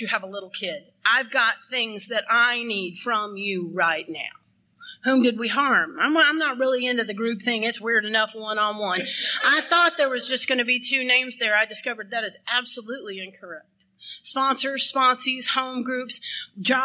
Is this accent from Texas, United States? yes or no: yes; Texas, United States; I'm from Texas